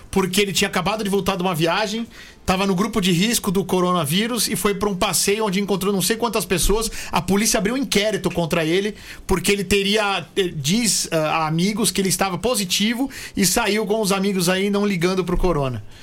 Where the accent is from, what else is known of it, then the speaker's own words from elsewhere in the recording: São Carlos, São Paulo, Brazil; eu sou de São Carlos